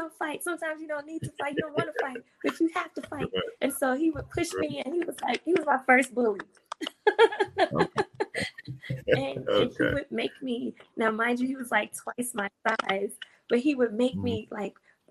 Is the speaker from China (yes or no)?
no; St. Louis, Missouri, United States; I grew up in St. Louis in an all black neighborhood.